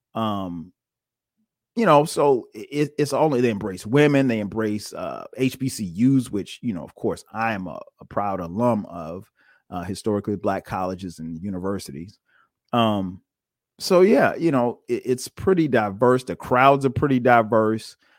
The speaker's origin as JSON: {"language": "English", "town": "Florence", "region": "South Carolina", "country": "United States", "tie": "born or raised there", "moved": "as an adult", "lives_now": "Atlanta, United States", "said": "I'm originally from Florence, South Carolina. Went to school in South Carolina, went to college at South Carolina State."}